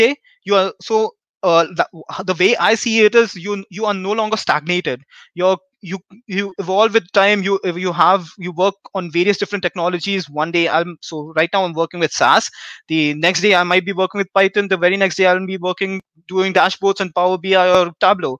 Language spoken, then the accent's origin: English; India; moved away as an adult; I come from India, and I've been here for the last 3 years.